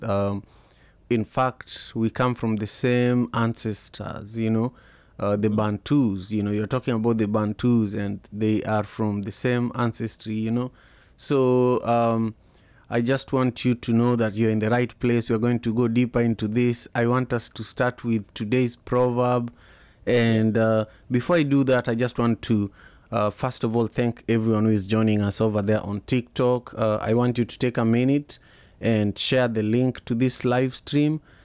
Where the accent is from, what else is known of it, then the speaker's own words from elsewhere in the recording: Kisumu, Kisumu County, Kenya; now in Seattle, United States; I grew up in Kisumu, uh, the third largest city in Kenya